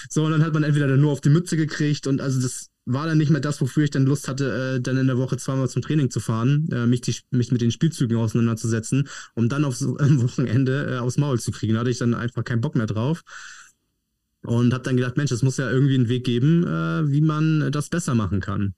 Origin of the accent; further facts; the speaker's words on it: Padenstedt, Schleswig-Holstein, Germany; Padenstedt Kamp ist ein kleines Dorf unterhalb von Neumünster, liegt ziemlich genau zwischen Kiel und ja, Hamburg